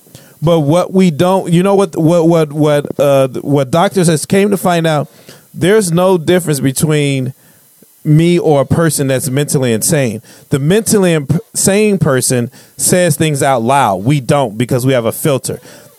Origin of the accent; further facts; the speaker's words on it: Chicago, Illinois, United States; I grew up on the South Side of Chicago where he came from.